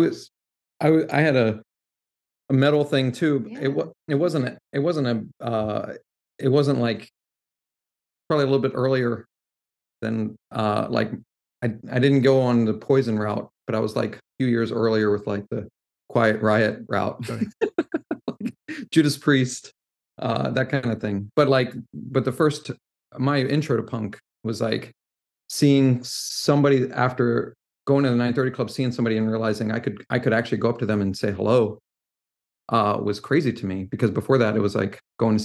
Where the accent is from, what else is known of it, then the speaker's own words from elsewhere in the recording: Washington, District of Columbia, United States; I grew up right outside Southeast DC